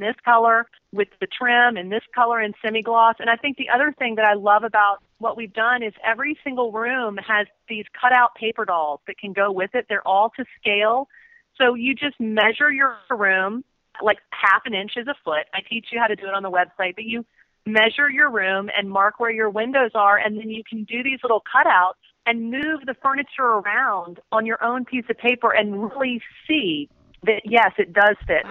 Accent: Richmond, Virginia, United States; moved away as an adult; I'm from Richmond.

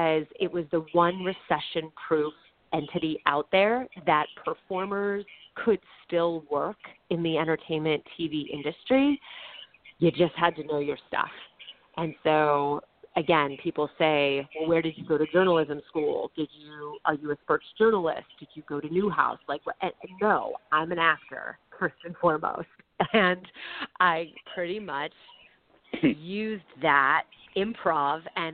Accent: Orange County, California, United States; born or raised there; also born or lived in Manhattan, New York / Queens, New York / White Plains, New York

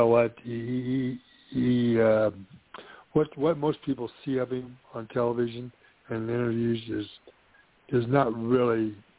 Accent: Johnson County, Nebraska, United States; Joe's mother is from Johnson County, Nebraska, where I'm from. That's where my hometown is.

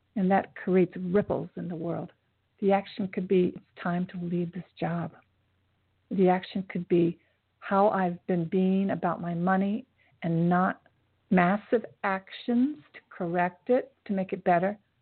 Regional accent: Japan; I was born in Japan, and my mother met my father after the war, an Air Force um, soldier

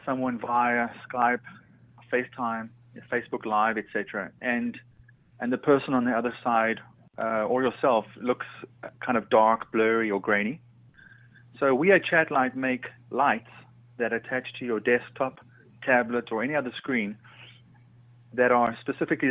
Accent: South Africa; moved away as an adult; also born or lived in Manhattan, New York; I was born in South Africa, and I moved to Manhattan in the late 90s, where I studied photography

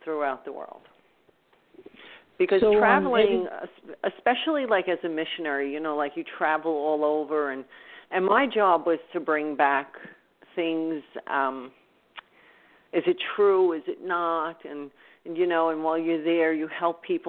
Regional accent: Louisiana, United States; also born or lived in New Orleans; now in New York, United States; I grew up in Louisiana.

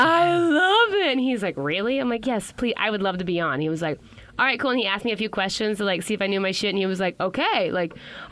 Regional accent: Texas, United States; I grew up in Texas, obviously, which is a melting pot of cultures

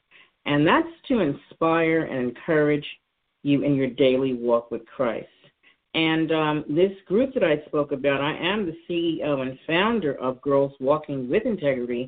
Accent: New York City, New York, United States; moved away as an adult; now in Philadelphia, United States; I'm originally from New York. I was born and raised there

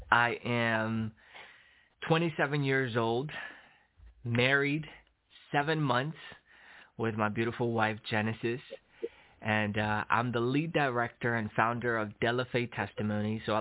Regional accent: Long Island, New York, United States; born there; Yeah, so I was born in New York, Long Island, New York, from immigrant parents. My mom came from Nicaragua to New York. My dad came from El Salvador to New York.

